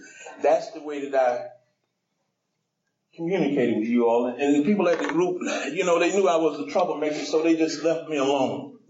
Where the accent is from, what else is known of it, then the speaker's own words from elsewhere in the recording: Decatur, Georgia, United States; I came from Decatur to I guess that's Stone Mountain, maybe Tucker.